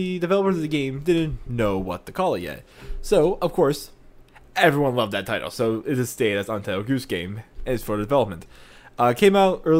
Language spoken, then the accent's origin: English; United States; I am American as hell